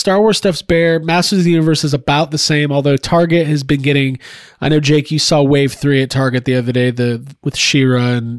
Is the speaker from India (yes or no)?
no; Canada; as a Canadian, I would be pissed about that because that was not a Canadian exclusive